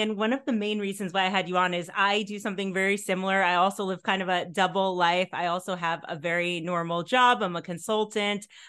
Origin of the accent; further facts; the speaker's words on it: the New York area, United States; I grew up in the New York area